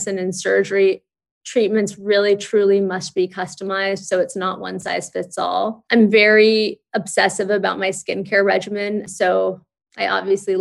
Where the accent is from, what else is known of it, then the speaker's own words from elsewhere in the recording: Santa Monica, California, United States; now in New York City, United States; My husband and I grew up in Santa Monica